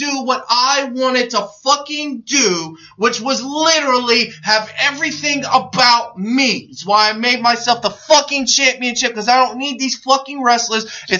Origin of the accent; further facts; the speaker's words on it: New York, United States; Because everyone hates New York for some fucking reason. Because I'm from New York...